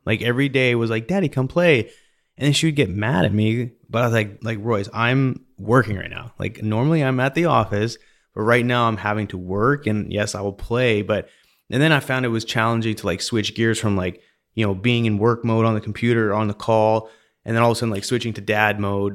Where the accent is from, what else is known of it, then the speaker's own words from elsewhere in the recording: British Columbia, Canada; now in Houston, United States; I grew up in British Columbia